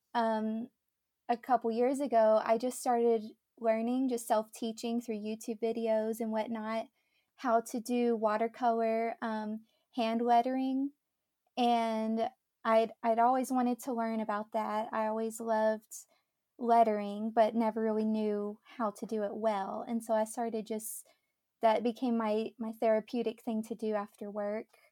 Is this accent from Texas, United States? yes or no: yes; Dallas, Texas, United States; moved away as an adult; also born or lived in Mississippi; born and raised in the Dallas area in Texas